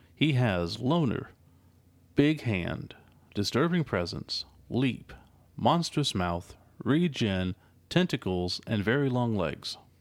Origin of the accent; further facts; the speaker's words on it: United States; we're American.